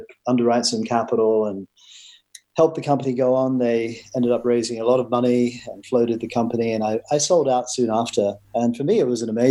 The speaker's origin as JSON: {"language": "English", "region": "Queensland", "country": "Australia", "tie": "born or raised there", "also_born_or_lived": "London", "moved": "as an adult", "said": "I'm Australian. Grew up on a dairy farm in Queensland"}